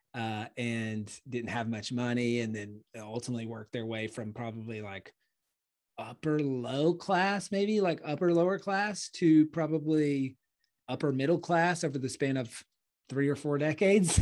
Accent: Clemson, South Carolina, United States; moved away as an adult; also born or lived in Charleston, South Carolina; now in Austin, United States; I grew up in Clemson

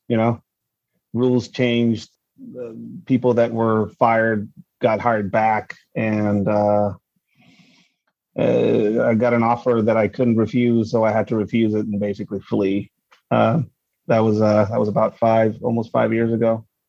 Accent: Tijuana, Baja California, Mexico; moved away as an adult; now in United States; I grew up in Tijuana, Mexico. Born in the 80s out there.

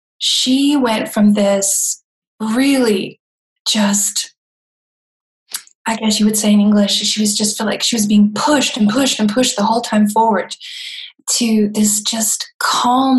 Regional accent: Florida, United States; moved away as an adult; now in Germany; I come from the South, originally from Florida, and I've been living in Germany for about 25 years

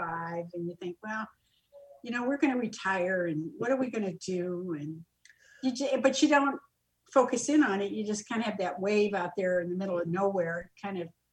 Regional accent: Moline, Illinois, United States; now in Sarasota, United States; We were living here in Florida, in Sarasota, Florida. I originally grew up in Moline, Illinois

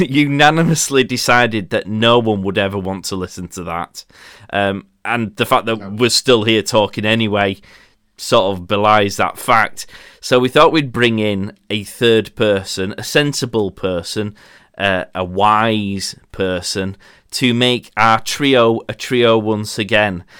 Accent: Yorkshire and the Humber, United Kingdom

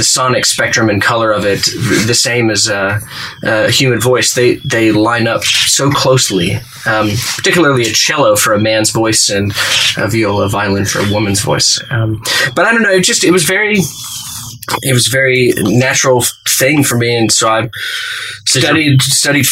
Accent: Fort Worth, Texas, United States; now in Nashville, United States; So I grew up in Texas, Fort Worth, Texas, 6th Avenue to be precise, in Fort Worth, Texas, in the Ryan Place neighborhood.

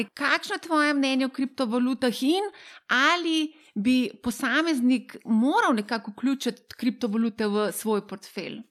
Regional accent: Slovenia

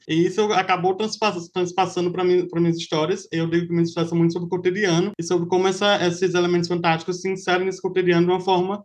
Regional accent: Rio Grande do Norte, Brazil; sou do Rio Grande do Norte

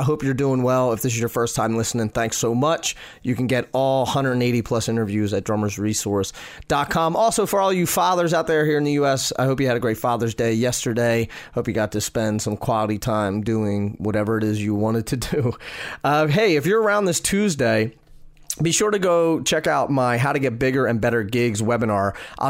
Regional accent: Pennsylvania, United States; moved away; my home state of Pennsylvania and all these, and, you know, I moved out of it.

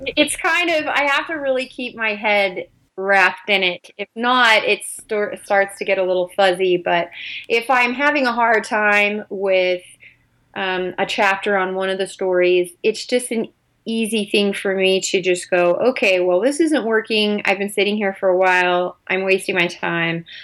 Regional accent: California, United States; now in Utah, United States; I grew up in California. Currently live in Utah

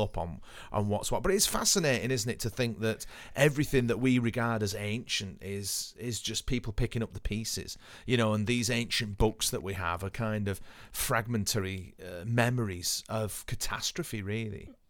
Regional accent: Haydock, North West England, United Kingdom; where I grew up in Haydon

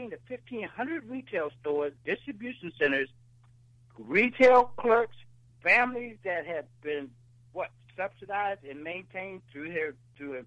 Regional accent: Yorktown, Virginia, United States; I grew up right in Yorktown, Virginia

